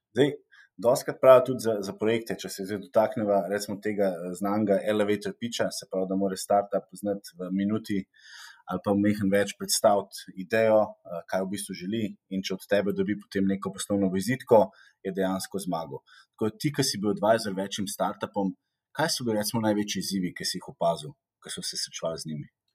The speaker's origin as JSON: {"language": "Slovenian", "country": "Slovenia", "said": "smo Slovenci"}